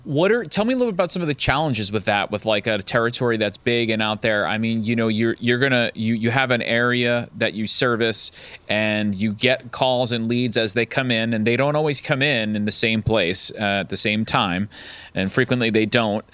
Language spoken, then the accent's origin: English; downstate New York, United States; I grew up downstate, New York State. So I grew up right outside of Manhattan